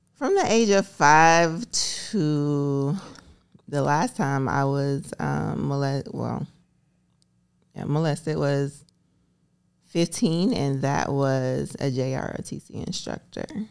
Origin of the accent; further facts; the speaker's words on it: Alabama, United States; moved away; I grew up in Alabama